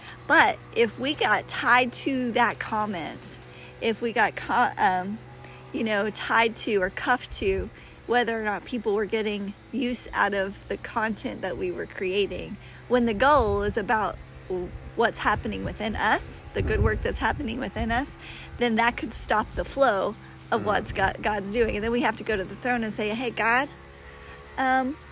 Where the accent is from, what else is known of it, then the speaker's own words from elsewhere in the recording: the South, United States; I'm from the South, and we say things like, bless your heart